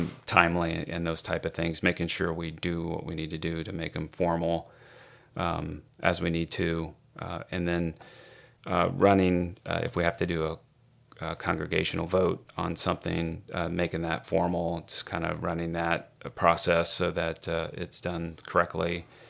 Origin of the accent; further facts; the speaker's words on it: Indiana, United States; now in Powell, United States; We live in Powell. We're originally from Indiana, and moved here about 19 years ago, so we've been around.